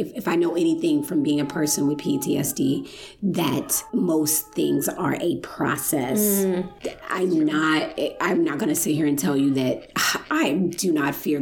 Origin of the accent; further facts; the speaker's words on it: Chicago, Illinois, United States; I'm from Chicago